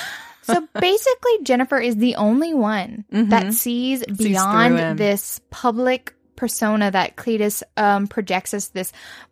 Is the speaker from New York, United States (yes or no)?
no; Cajun, Louisiana, United States; We're Cajun.